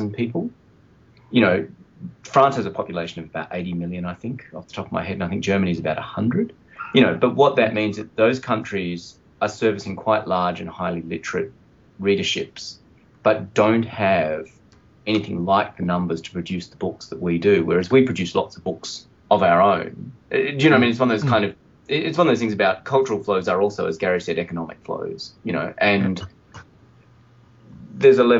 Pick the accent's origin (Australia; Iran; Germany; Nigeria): Australia; speaking as an Australian